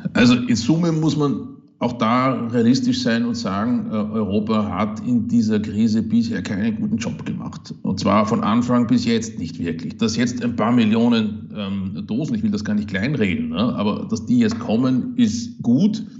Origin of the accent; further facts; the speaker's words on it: Upper Austria, Austria; moved away as an adult; now in Kiel, Germany; es ist klein, unser Österreich, das ist zwar richtig, aber es ist halt auch mein Heimatland